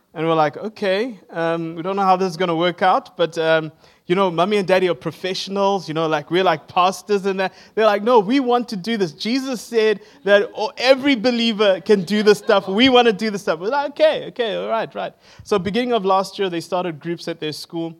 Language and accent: English; Zimbabwe; now in Johannesburg, South Africa; I am from Johannesburg in South Africa. I grew up in Zimbabwe